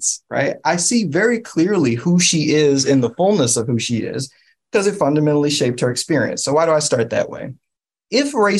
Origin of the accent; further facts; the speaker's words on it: New York City, New York, United States; I grew up in East Harlem